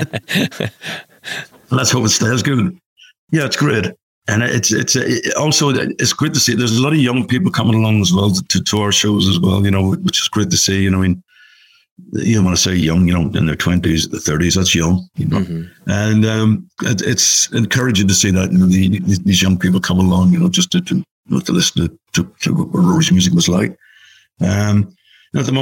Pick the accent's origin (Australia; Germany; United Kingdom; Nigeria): United Kingdom; Belfast, Northern Ireland; Belfast, obviously my hometown.